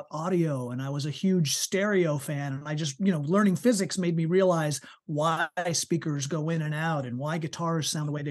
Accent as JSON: {"language": "English", "region": "New York", "country": "United States", "tie": "born or raised there", "said": "Uh, and I was born and brought up on the East Coast of the United States. So born and raised in New York to begin with."}